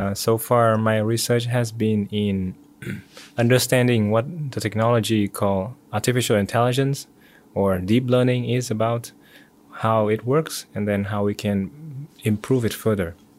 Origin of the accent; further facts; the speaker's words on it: Vietnam; moved away as an adult; also born or lived in Singapore; now in United States; Originally from Vietnam